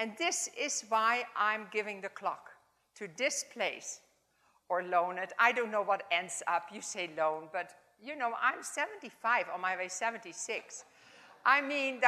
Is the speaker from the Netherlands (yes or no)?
yes; Netherlands; accent: Dutch; English is a second language; my Dutch accent